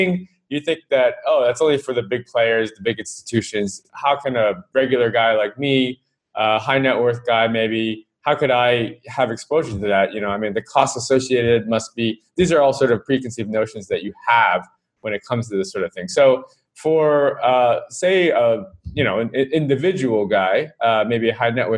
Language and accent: English; United States; now in Hong Kong; I'm American